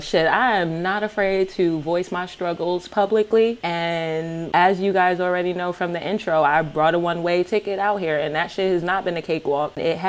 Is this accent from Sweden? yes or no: no; New York, United States; simply because I'm from New York.